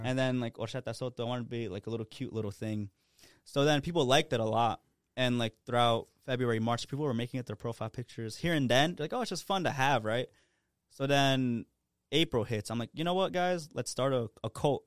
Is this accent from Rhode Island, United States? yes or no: yes; Providence, Rhode Island, United States; born and raised in Providence, you know, I haven't left.